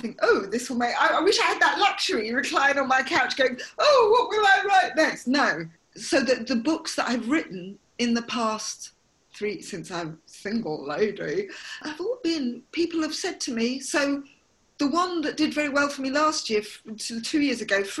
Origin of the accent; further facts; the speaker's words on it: London, United Kingdom; I grew up in London, mixed race